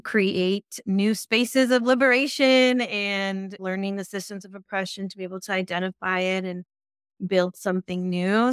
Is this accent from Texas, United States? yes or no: no; San Francisco, California, United States; also born or lived in East Bay, California; I was born in San Francisco and raised in San Francisco, and I've been in the Bay Area pretty much my whole life